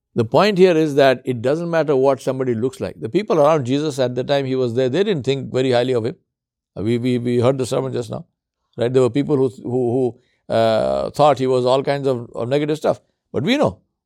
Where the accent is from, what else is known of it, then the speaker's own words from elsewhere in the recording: India; moved away; also born or lived in Africa; I come from India